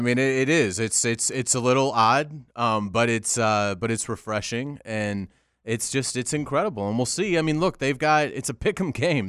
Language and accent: English; Jacksonville, Florida, United States; born or raised there